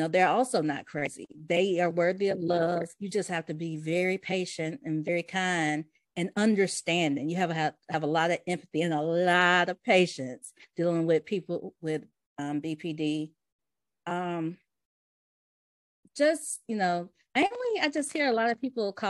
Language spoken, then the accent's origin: English; Vestavia Hills, Alabama, United States; also born or lived in West End, Birmingham, Alabama / Homewood, Alabama; now in Birmingham, United States; I was raised in Vestavia before I moved to Birmingham.